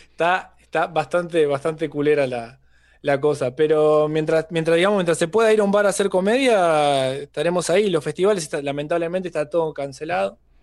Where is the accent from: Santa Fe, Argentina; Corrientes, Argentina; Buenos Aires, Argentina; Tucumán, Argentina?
Santa Fe, Argentina; town near Rosario; moved away as an adult; also born or lived in Australia; now in Mexico; proveniente de Rosario, que es la ciudad que está eh, junto a mi pueblo, la 30, 30 kilómetros más o menos